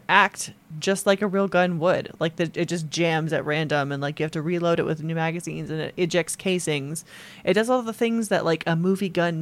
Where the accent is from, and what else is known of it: United States